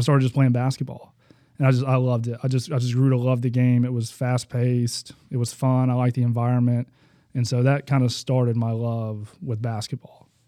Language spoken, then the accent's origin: English; Huntsville, Alabama, United States; born in Huntsville, Alabama